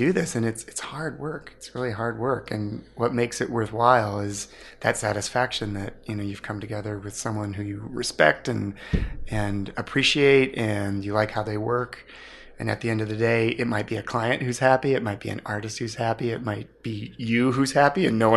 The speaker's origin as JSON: {"language": "English", "town": "Ames", "region": "Iowa", "country": "United States", "tie": "born or raised there", "said": "I grew up in Ames, Iowa"}